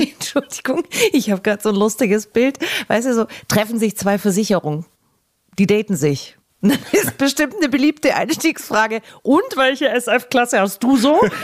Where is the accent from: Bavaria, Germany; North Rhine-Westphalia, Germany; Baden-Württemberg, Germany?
Bavaria, Germany; Augsburg; meine Heimatstadt Augsburg